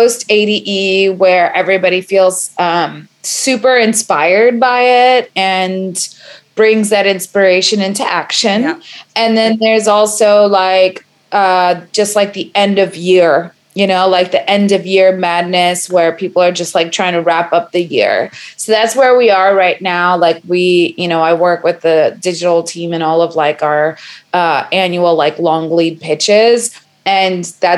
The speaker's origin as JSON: {"language": "English", "town": "New York City", "region": "New York", "country": "United States", "tie": "born or raised there", "said": "I am a Brooklyn girl through and through."}